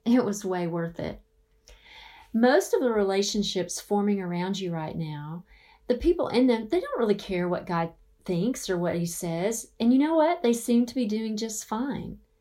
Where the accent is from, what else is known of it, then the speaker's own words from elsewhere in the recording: the South, United States; now in Phoenix, United States; I grew up in the South